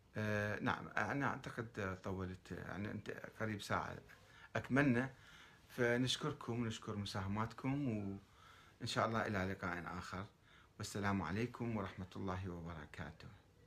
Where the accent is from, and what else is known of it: Iraq; also born or lived in Iran